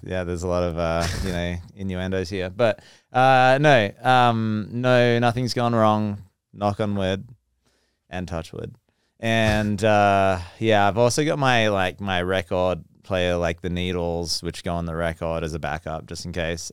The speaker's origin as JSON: {"language": "English", "town": "Geraldton", "region": "Western Australia", "country": "Australia", "also_born_or_lived": "Perth", "accent": "Aussie", "moved": "yes", "said": "I'm from Western Australia, Perth. Um, well, from a smaller town called Geraldton, but Perth is the major city."}